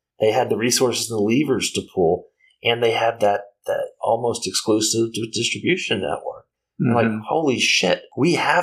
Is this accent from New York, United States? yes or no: no; San Antonio, Texas, United States; I'm from San Antonio.